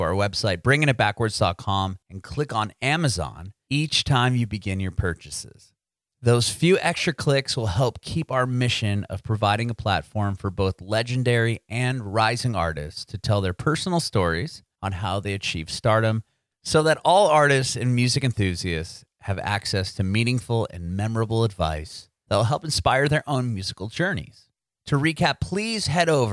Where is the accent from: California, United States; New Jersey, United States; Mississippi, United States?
California, United States; San Diego; now in Nashville, United States; I'm in Nashville now, but I'm originally from San Diego.